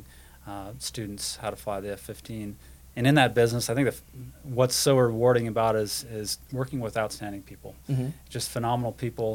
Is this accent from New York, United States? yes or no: no; North Dakota, United States; moved away as an adult; I remember going and seeing the Thunderbirds at a few air shows in my home state of North Dakota